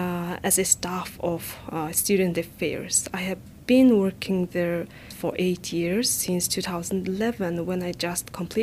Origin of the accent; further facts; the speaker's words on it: Mongolia; moved away as an adult; also born or lived in Ulaanbaatar, Mongolia; now in Japan; Yeah, it's easy to say. So I come from Mongolia, and now I'm a graduate student at the Department of Public Health at DMU.